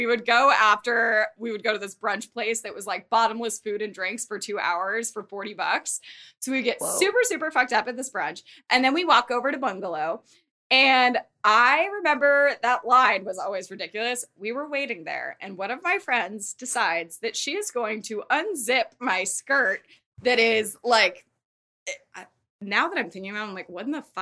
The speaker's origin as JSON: {"language": "English", "town": "Thousand Oaks", "region": "California", "country": "United States", "also_born_or_lived": "Arizona", "lives_now": "Los Angeles, United States", "said": "I'm from Thousand Oaks. So I moved back home"}